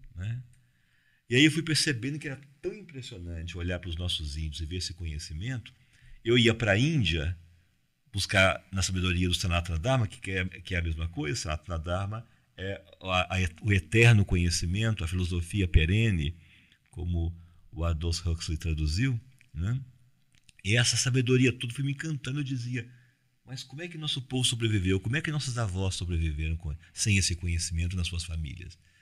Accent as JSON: {"language": "Portuguese", "region": "Cerrado", "country": "Brazil", "said": "eu sou do Cerrado"}